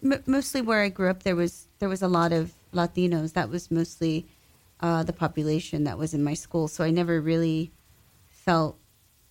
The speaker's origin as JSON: {"language": "English", "town": "West Covina", "region": "California", "country": "United States", "tie": "born or raised there", "moved": "as an adult", "lives_now": "New York, United States", "said": "I grew up in Southern California. I was born in West Covina, California. And that's where I was at for like the first, I guess, close to 30 years of my life before I moved to New York."}